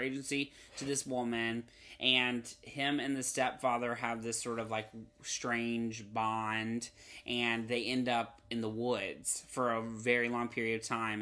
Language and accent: English; North Carolina, United States; now in Los Angeles, United States; I grew up in North Carolina where the humidity is on another level